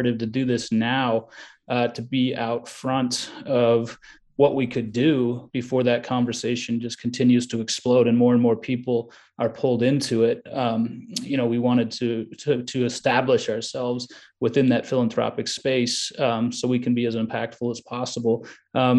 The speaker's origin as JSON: {"language": "English", "town": "Minneapolis", "region": "Minnesota", "country": "United States", "tie": "born or raised there", "also_born_or_lived": "Chicago, Illinois / Iowa", "moved": "yes", "lives_now": "Richmond, United States", "said": "I'm originally from Chicago, spent some time living in Iowa, and then grew up, you know, my formative years, high school and whatnot, in Minneapolis"}